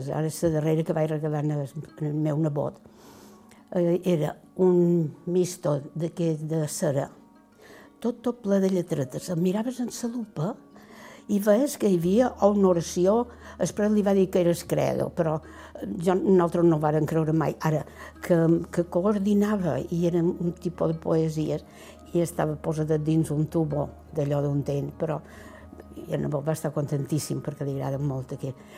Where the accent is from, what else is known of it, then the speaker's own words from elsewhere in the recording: Porreres, Balearic Islands, Spain; born there; Vaig néixer a Porreres el 21 de març de 1931.